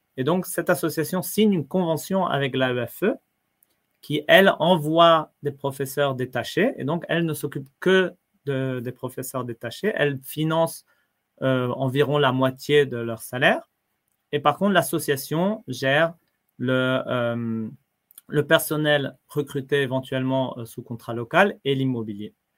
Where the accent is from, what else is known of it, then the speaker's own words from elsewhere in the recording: France; moved away; en tant que Français, non, pour nous, c'est un principe, l'école gratuite, laïque, obligatoire. On apprend ça tout petit.